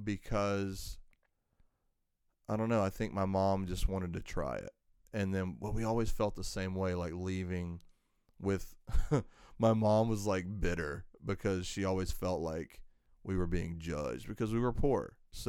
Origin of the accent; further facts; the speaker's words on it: the South, United States; So, more of my background is that, I grew up in the South, and, everybody and their brother there is, Baptist for the most part. Although my father's side was Catholic.